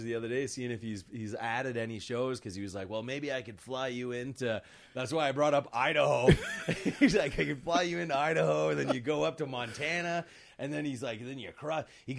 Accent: East Coast, Atlantic Canada, Canada; moved away as an adult; also born or lived in northern Maine, United States / Montreal, Canada; now in Calgary, Canada; I was born in northern Maine and came across to Canada when I was about 6 years old.

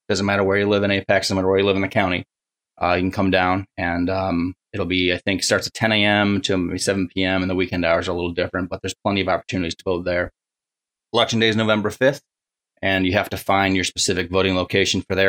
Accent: Buffalo, New York, United States; moved away as an adult; also born or lived in Rochester, New York / Seattle, Washington; I grew up around Buffalo, New York

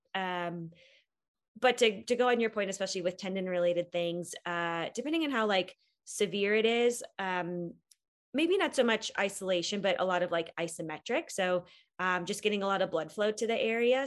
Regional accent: Wisconsin, United States; moved away as an adult; now in Boulder, United States; I grew up in Wisconsin and went to school in Wisconsin, but moved to Colorado after I graduated from PT school

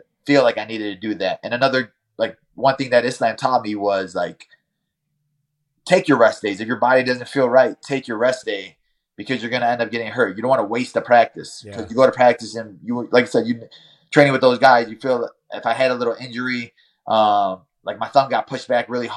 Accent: Chicago, Illinois, United States; I'm from Chicago.

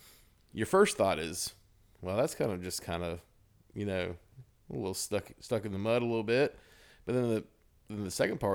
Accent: Ozark, United States; He's an Ozark boy. And I grew up in Ozark.

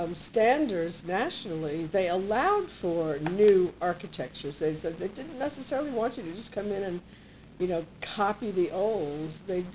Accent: New York, United States; I grew up with that in New York.

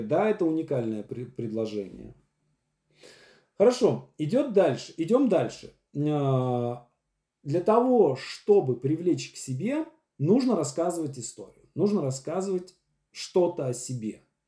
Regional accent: Syamzha, Vologda Oblast, Russia; now in Moscow, Russia; Я чувак из Сямжи, из деревни Вологодской области, который э, приехал в Москву и стал известным драматургом

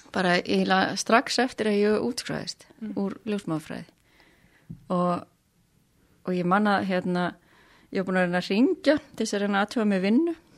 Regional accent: Kópasker, Northeastern Region, Iceland; now in Hong Kong; ég úlst upp á Kópskeri

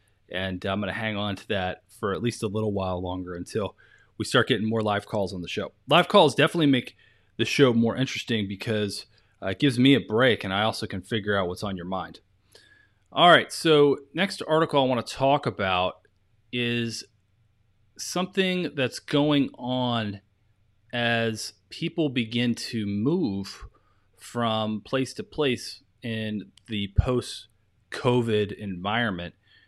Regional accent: Maryland, United States; here I am, I'm this kid from Maryland, you know, some rural county, and I had no idea what I was doing.

